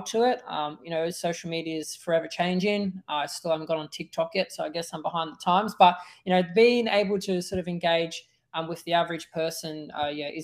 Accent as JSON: {"language": "English", "town": "Melbourne", "region": "Victoria", "country": "Australia", "tie": "born or raised there", "also_born_or_lived": "Northern Territory", "moved": "yes", "said": "where I grew up in Melbourne, in Australia, I grew up in a city where there wasn't too much nature."}